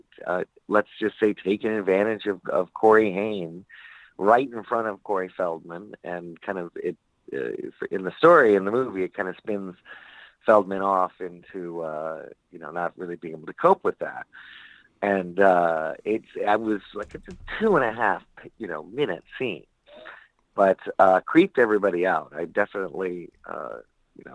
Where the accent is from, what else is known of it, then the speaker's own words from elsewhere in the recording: Palm Springs, California, United States; also born or lived in Sacramento, California / Los Angeles, California / Malibu, California; Palm Springs, California, born